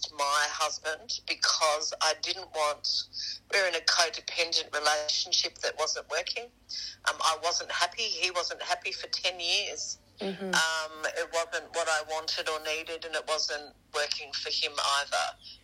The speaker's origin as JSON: {"language": "English", "country": "Australia", "said": "I'm Australian."}